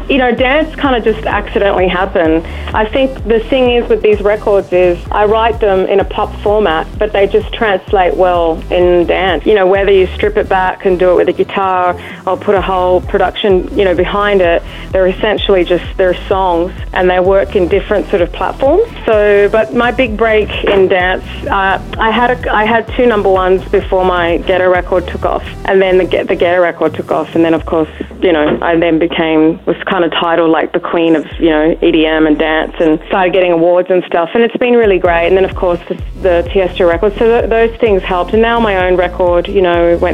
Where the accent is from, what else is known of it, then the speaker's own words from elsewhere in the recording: Darwin, Northern Territory, Australia; moved away as an adult; now in United States; I'm originally from Darwin, born and raised. I've been living in the US now